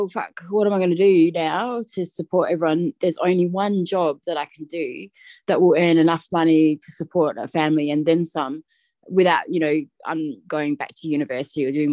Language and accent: English; Adelaide, South Australia, Australia; moved away as an adult; now in Orange, Australia; I'm from Adelaide originally. So I went through school, high school and university